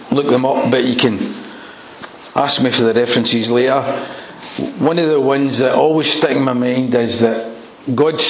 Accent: Airdrie, Scotland, United Kingdom; also born or lived in Wimbledon, London; I was brought up in Airdrie

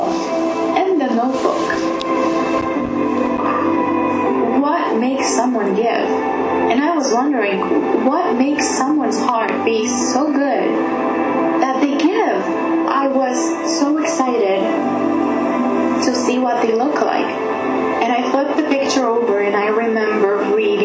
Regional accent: Romania; I was born in Kupeni in Romania.

